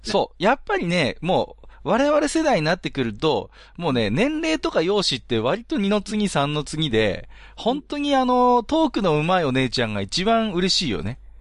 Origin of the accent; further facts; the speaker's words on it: Iwate, Japan; 僕岩手ですけど